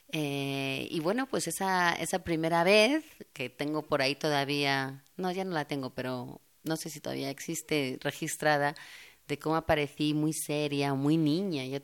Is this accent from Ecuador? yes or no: no; Spain; now in Mexico; allí ya no hablo como española y aquí, pues como verán, tampoco hablo como mexicana